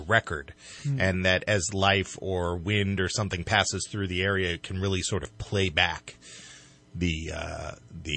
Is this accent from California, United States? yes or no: yes; Los Angeles, California, United States; now in Redding, United States; I was actually born in Los Angeles. I am a transplant from Los Angeles to Redding